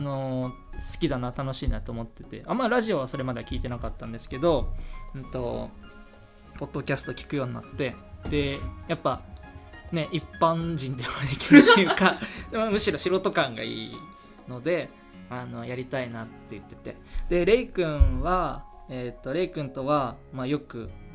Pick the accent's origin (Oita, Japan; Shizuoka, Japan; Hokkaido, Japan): Hokkaido, Japan; moved away; 私の生まれ育った地でうんあの北海道生まれなんですけど